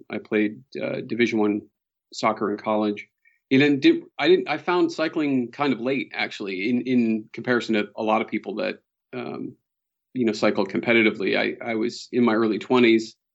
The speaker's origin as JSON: {"language": "English", "town": "Boston", "region": "Massachusetts", "country": "United States", "tie": "born or raised there", "said": "So, uh, born and raised in Boston, Massachusetts. Uh, somehow I've avoided the Boston accent for the most part."}